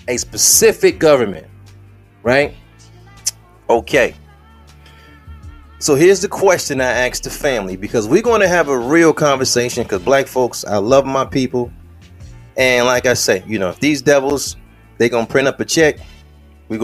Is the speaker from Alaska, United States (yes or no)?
no; Detroit, Michigan, United States; I'm from Detroit.